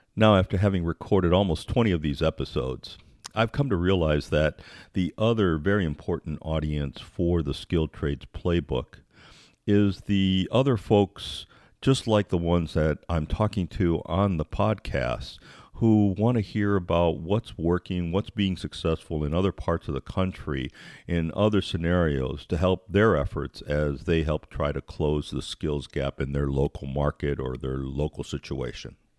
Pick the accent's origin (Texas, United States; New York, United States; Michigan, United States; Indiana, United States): Michigan, United States; I grew up in Michigan